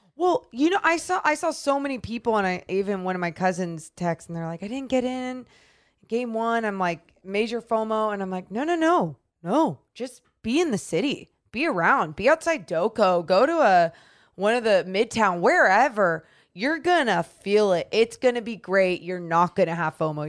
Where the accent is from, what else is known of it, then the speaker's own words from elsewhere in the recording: Sacramento, California, United States; born and raised in Sacramento